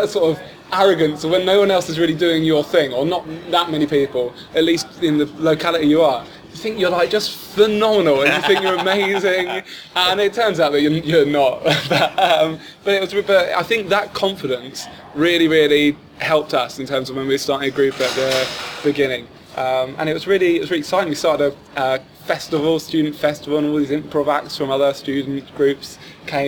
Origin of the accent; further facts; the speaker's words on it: St Albans, East of England, United Kingdom; moved away as an adult; now in London, United Kingdom; I was one of the first to move to London because I'm from St. Albans, which is very close